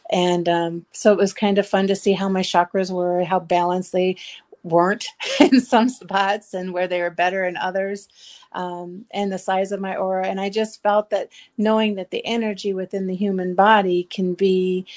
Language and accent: English; Shell Rock, Iowa, United States; I am from Shell Rock, Iowa.